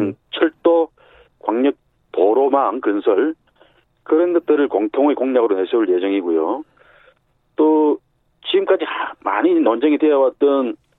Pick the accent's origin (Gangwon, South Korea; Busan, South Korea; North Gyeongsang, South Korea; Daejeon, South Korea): Busan, South Korea; moved away as an adult; also born or lived in Seoul; 제 고향이 부산이니까